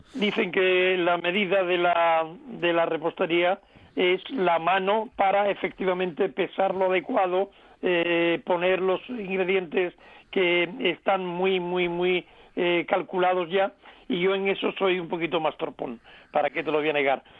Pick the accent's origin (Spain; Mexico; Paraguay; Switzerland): Spain; Cádiz province, Andalusia; un eh, querido pueblo gaditano de mi tierra, que se llama Jimena de la Frontera